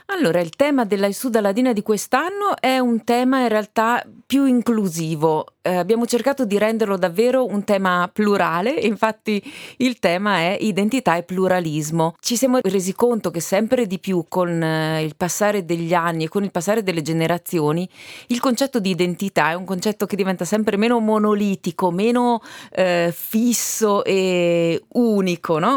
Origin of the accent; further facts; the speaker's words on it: Val di Fiemme, Trentino-Alto Adige, Italy; noi fiamazzi